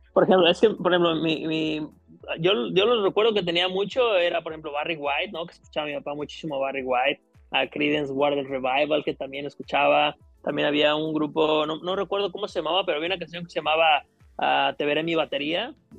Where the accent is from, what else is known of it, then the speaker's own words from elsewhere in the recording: El Grullo, Jalisco, Mexico; now in Los Cabos, Mexico; Yo soy originario de, del Grullo, Jalisco, es de un pequeño pueblo ahí en, en, Jalisco, muy cerca de Guadalajara, como un par de horas, ¿no? Ahí, ahí crecí, ahí estuve viviendo mi niñez